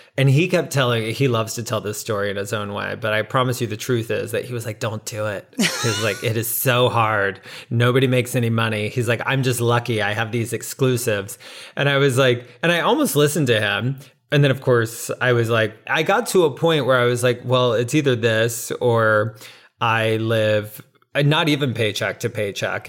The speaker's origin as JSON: {"language": "English", "town": "Navarre", "region": "Florida", "country": "United States", "tie": "born or raised there", "moved": "as an adult", "lives_now": "New York City, United States", "said": "I grew up in a small town outside of Pensacola, Florida, called Navarre"}